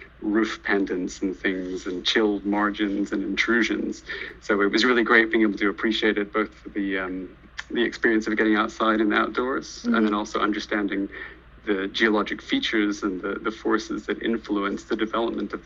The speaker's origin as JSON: {"language": "English", "town": "Belfast", "region": "Northern Ireland", "country": "United Kingdom", "tie": "born or raised there", "also_born_or_lived": "Oxford", "moved": "as an adult", "said": "I was born in Belfast, Northern Ireland, and I grew up there from birth till the age of 18 when I left to go away to university."}